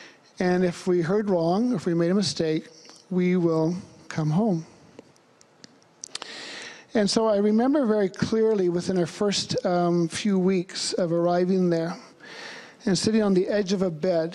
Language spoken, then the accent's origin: English; Vancouver, British Columbia, Canada; moved away as an adult; also born or lived in Thailand; I'm from Vancouver.